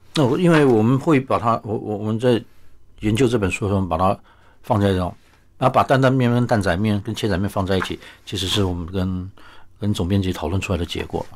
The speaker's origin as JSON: {"language": "Chinese", "town": "Taipei", "country": "Taiwan", "tie": "born or raised there", "said": "我母亲是高雄人啊，但是其实如果住在台北的家，爷爷家的话，我其实都是吃山东菜长大的"}